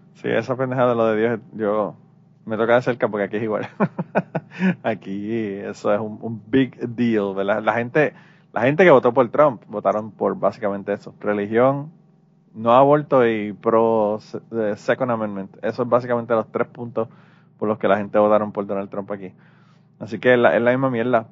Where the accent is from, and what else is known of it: Puerto Rico; now in United States